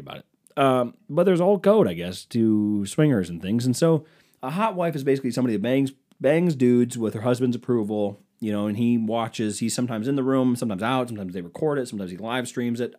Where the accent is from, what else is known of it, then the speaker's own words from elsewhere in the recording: East Coast, United States; I'm from the East Coast